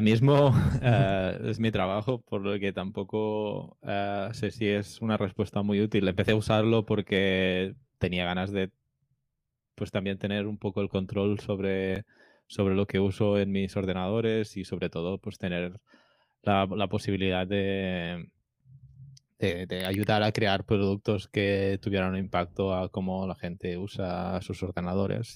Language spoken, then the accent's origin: Spanish; Barcelona, Catalonia, Spain; yo soy de Barcelona